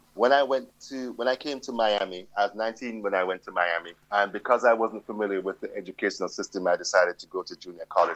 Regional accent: London, United Kingdom; born or raised there; now in United States

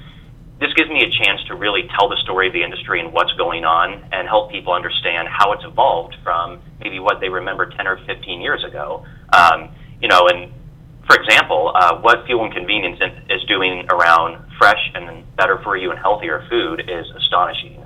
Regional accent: Des Moines, Iowa, United States; I grew up in Des Moines, Iowa. That's where I'm at still. You know, I've come back to Des Moines after being away

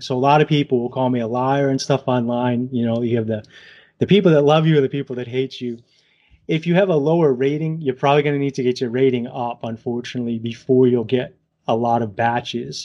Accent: Southern Massachusetts, Rhode Island, New England, United States; accent: New England; from New England area, Southern Mass, Rhode Island

